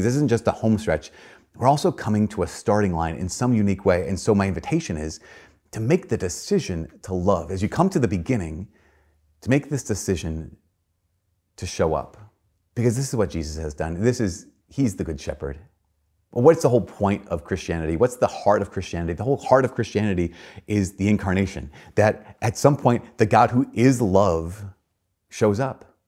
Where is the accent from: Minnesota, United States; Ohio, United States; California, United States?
Minnesota, United States; Brainerd; born or raised there; moved away